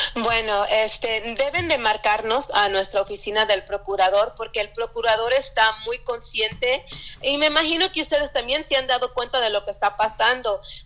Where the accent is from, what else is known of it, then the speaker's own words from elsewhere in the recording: Yakima, Washington, United States; also born or lived in Sunnyside, Washington / Pasco, Washington; nacida en Sunnyside, eh, eh, cerca de Yakima, crecí en Yakima, viví hasta en Pasco también